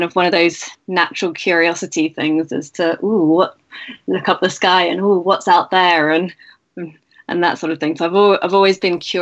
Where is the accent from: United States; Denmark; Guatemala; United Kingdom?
United Kingdom; also born or lived in Cape Town, South Africa; now in Oxford, United Kingdom; I'm British, but I spent 5 years in Cape Town.